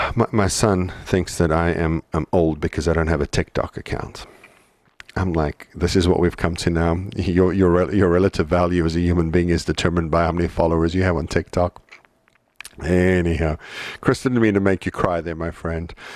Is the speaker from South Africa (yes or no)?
yes; South Africa; moved away; growing up in South Africa